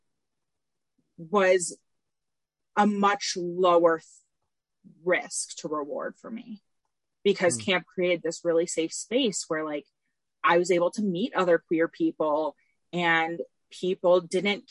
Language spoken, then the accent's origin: English; Tampa, Florida, United States; I'm from Tampa originally.